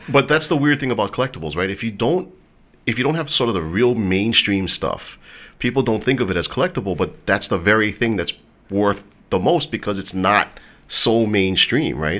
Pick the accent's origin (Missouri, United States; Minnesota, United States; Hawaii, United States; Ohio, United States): Hawaii, United States; a lot of kids growing up in Hawaii, guys in particular, we all wanted to be athletes